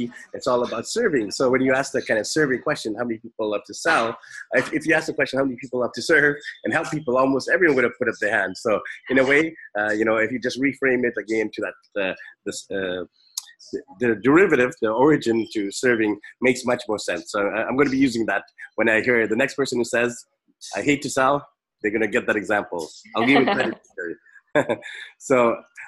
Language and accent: English; Vancouver, British Columbia, Canada; Vancouver, my hometown